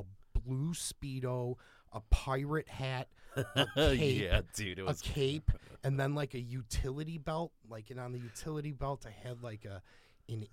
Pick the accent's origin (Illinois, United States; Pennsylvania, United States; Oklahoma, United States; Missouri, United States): Illinois, United States; Tinley Park; now in Crete, United States; from Tinley Park